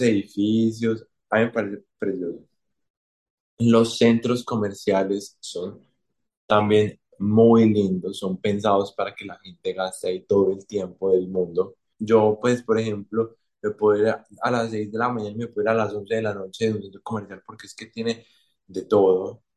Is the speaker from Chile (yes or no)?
no; Colombia; como colombiano